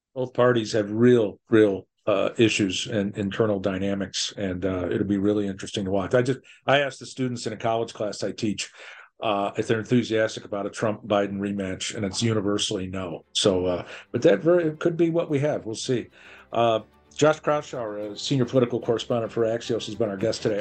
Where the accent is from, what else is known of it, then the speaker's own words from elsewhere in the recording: Midwest, United States; I'm a Midwesterner